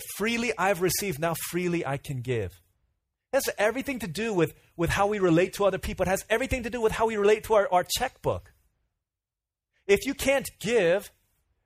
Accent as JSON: {"language": "English", "country": "United States", "tie": "born or raised there", "said": "I'm second generation, I was born here in America"}